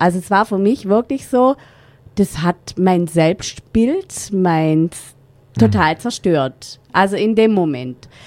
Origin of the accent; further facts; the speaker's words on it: Rottweil, Baden-Württemberg, Germany; moved away as an adult; wieder zurück in meine Heimatstadt zu gehen, damit meine Eltern uns unterstützen können